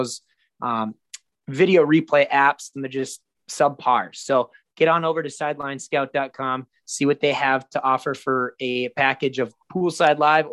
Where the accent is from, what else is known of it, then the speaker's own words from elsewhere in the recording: Minnesota, United States; moved away; we're both from Minnesota originally